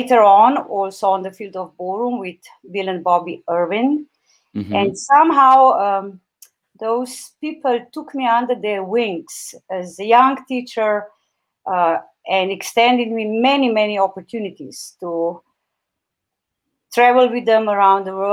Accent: Slovenia; my home country, Slovenia

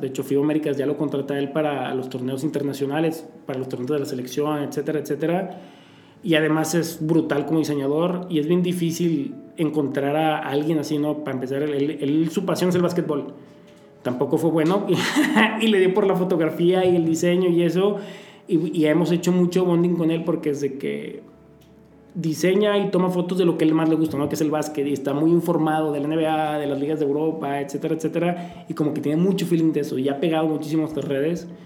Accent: Torreón, Coahuila, Mexico; moved away; also born or lived in Poza Rica, Veracruz; empecé con mi papá en Torreón, de donde soy yo

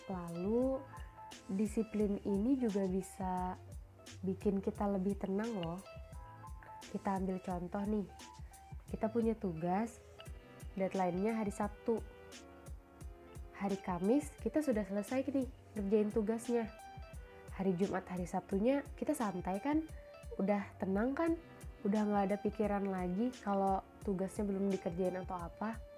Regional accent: Banjarbaru, South Kalimantan, Indonesia; Asalku dari kota Banjarbaru.

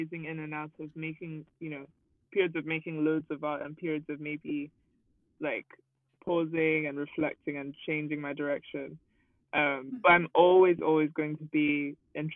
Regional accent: Nigeria; moved away; growing up in Nigeria

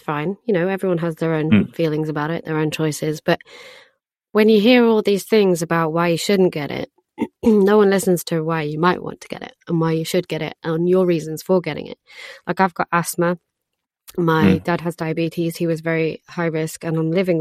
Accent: Portugal; now in London, United Kingdom; I grew up in Portugal.

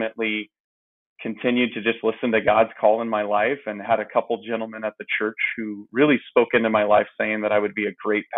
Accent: Phoenix, Arizona, United States; I grew up in Phoenix, Arizona, in the Maryvale area

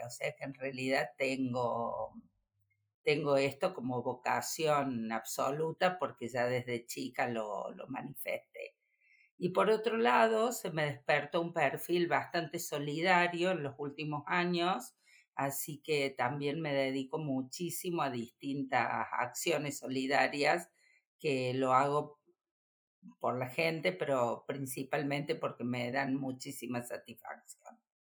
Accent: Córdoba, Argentina; soy cordobesa

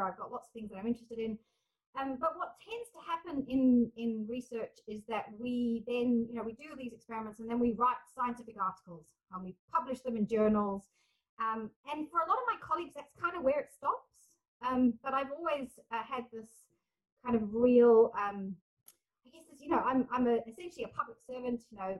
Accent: South Africa; also born or lived in England / Scotland; now in New Zealand; I was very much felt like I had an English identity, although I was growing up as a South African kid. And then when we moved back to England, I was very clearly not English. And then I moved to Scotland.

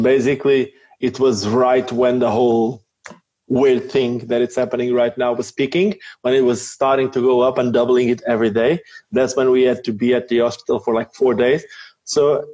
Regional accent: Portugal; moved away as an adult; also born or lived in Lisbon, Portugal / South Africa; since then we moved back to my hometown. And then my hometown is just it's chilled.

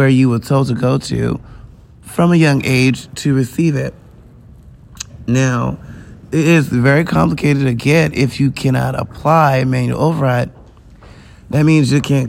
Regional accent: United States; I'm an American.

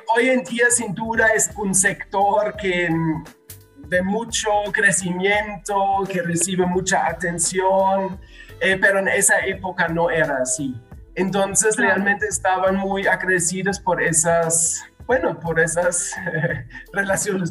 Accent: Germany; moved away as an adult; also born or lived in Medellín, Colombia; now in Guadalajara, Mexico; soy alemán

